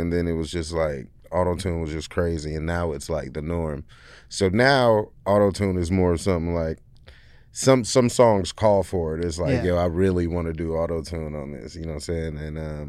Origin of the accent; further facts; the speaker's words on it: Detroit, Michigan, United States; also born or lived in Indiana; I grew up in Detroit.